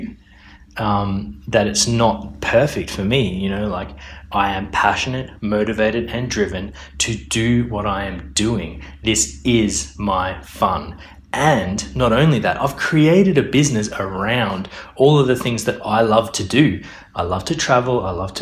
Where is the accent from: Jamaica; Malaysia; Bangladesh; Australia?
Australia; moved away as an adult; also born or lived in Melbourne, Australia / Brisbane, Australia / Perth, Australia; now in London, United Kingdom; I was born in Australia. I've lived in Melbourne. I've lived in Brisbane. I've lived in Perth.